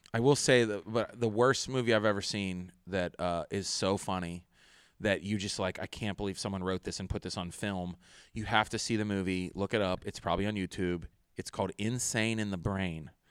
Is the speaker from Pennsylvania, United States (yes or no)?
yes; Pittsburgh, Pennsylvania, United States; I'm from Pittsburgh